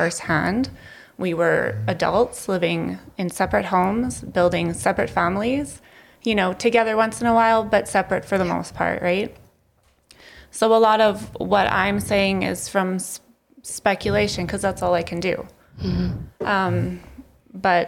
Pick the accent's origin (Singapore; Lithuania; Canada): Canada; Lethbridge, Alberta; I was born and raised here in Lethbridge on the south side, and I am now raising my three kids here in Lethbridge on the west side